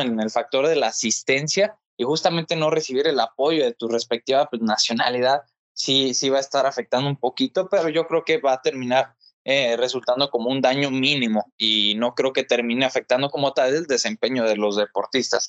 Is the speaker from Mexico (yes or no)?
yes; Mexico; como mexicanos pues tengamos una representación